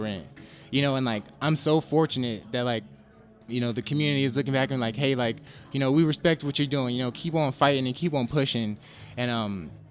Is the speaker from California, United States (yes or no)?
no; New Jersey, United States; moved away as an adult; now in Nevada, United States; I'm originally from New Jersey